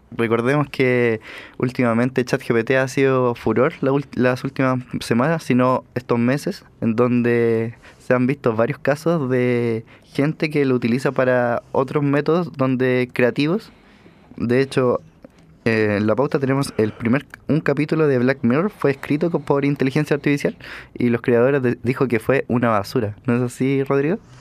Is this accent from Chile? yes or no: yes; Chile; nosotros como chilenos